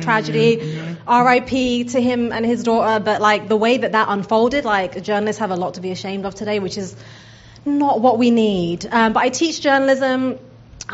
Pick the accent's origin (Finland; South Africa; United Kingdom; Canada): United Kingdom; now in United States; being a British doctor